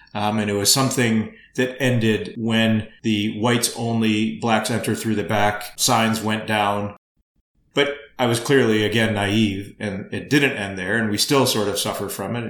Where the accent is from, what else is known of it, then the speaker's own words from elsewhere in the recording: Flint, Michigan, United States; born and raised in the United States and, and in Flint. So I always felt like a tourist in India and a native to Flint